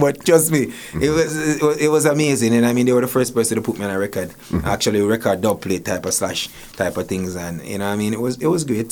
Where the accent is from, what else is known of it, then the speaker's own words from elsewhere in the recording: Portmore, Saint Catherine, Jamaica; now in Toronto, Canada; I grew up in Waterford.